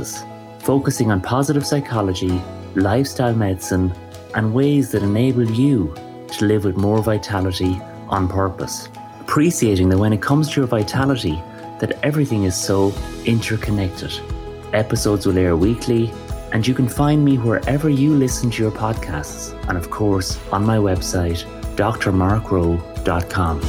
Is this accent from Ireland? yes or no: yes; Waterford, Munster, Ireland; growing up in Waterford